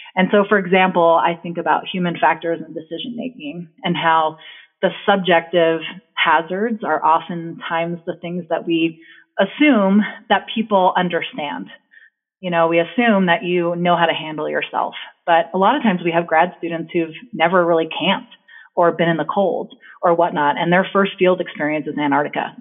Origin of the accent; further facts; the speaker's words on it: New Jersey, United States; now in Victor, United States; I grew up in New Jersey